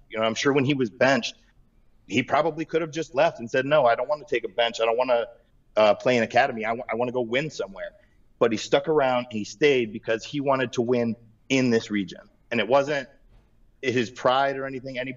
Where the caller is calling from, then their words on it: Akron, Ohio, United States; Uh, Akron, Ohio.